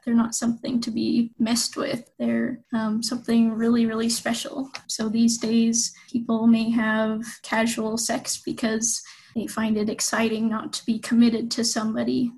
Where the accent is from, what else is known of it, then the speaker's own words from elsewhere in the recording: Pleasant Grove, Utah, United States; also born or lived in Provo, Utah / Hawaii / Germany; I grew up in Pleasant Grove, Utah